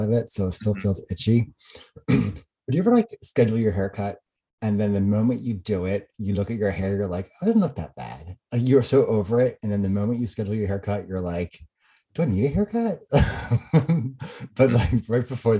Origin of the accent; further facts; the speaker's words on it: New Jersey, United States; moved away; I went over to Jersey and there was this like street festival thing going on in my hometown